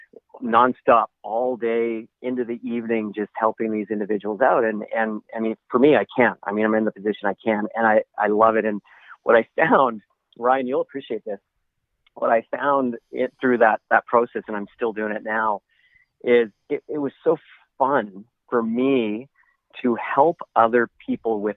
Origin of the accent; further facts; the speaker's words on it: Vancouver, British Columbia, Canada; I'm from Vancouver